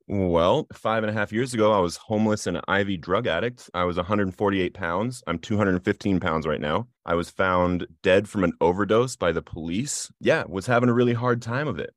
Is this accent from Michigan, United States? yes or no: no; Littleton, Colorado, United States; I grew up in Littleton, Colorado in the Columbine community